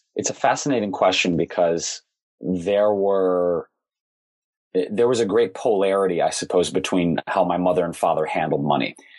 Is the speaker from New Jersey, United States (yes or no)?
no; Detroit, Michigan, United States; Growing up in Detroit, most everybody worked for one of the big three automakers